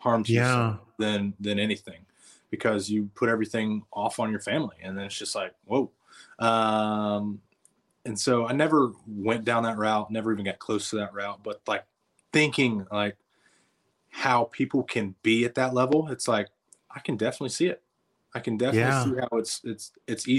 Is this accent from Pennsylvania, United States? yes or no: no; North Carolina, United States; also born or lived in Alabama; So technically I'm from North Carolina where I'm at right now.